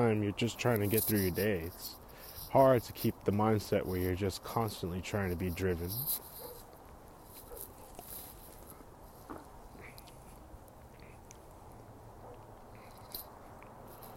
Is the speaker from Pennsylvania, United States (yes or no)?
no; Bay Area, California, United States; Born and raised in the Bay Area, bred here